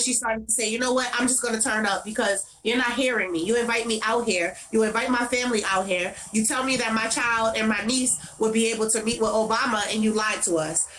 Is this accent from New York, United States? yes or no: yes; New York City, New York, United States; in Brownsville, where I'm from, I'm from Brownsville, 251 Mother Gaston between East New York and Liberty, right across the street from Howard Projects. That is my area. That is where I grew up